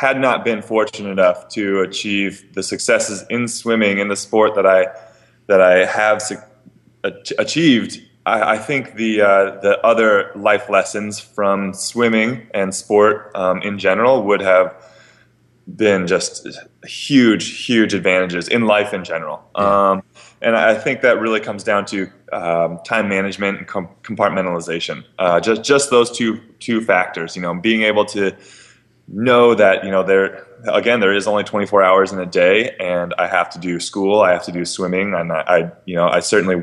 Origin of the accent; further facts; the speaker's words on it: Bremerton, Washington, United States; now in Bay Area, United States; I grew up in Bremerton